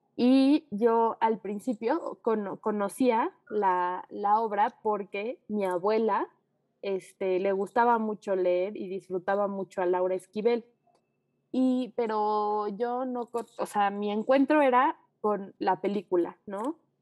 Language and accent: Spanish; Mexico; quiénes somos como mexicanos